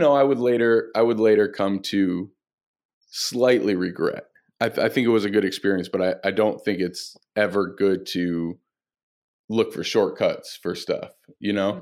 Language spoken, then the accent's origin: English; Flint, Michigan, United States; I grew up in Flint, Michigan